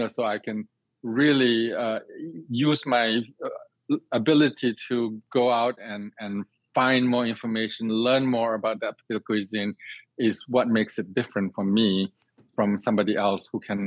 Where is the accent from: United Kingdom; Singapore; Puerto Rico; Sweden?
Singapore; moved away as an adult; now in United States; I grew up in Singapore